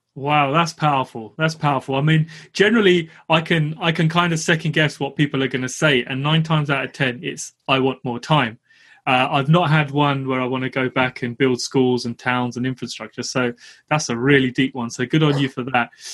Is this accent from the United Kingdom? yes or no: yes; London, United Kingdom; I grew up in East London